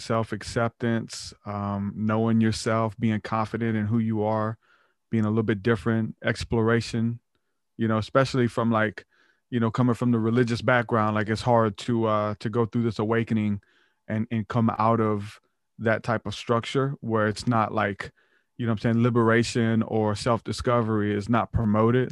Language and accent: English; the Bible Belt, United States; we're from the Bible Belt